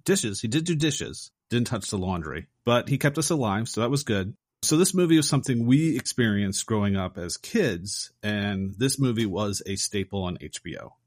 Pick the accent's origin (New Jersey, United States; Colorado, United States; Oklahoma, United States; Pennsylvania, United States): Pennsylvania, United States; Philadelphia; growing up in Philadelphia, Rocky was a huge thing